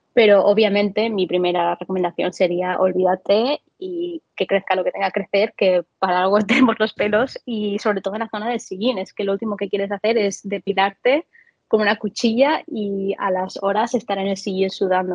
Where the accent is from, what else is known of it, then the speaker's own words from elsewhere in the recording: Valencian Community, Spain; moved away; madre mía, si alguien me oyese aquí de Valencia